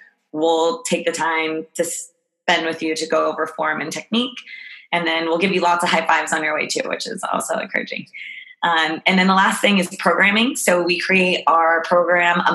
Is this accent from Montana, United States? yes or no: no; Albuquerque, New Mexico, United States; moved away as an adult; now in San Francisco, United States; I'm actually from Albuquerque, New Mexico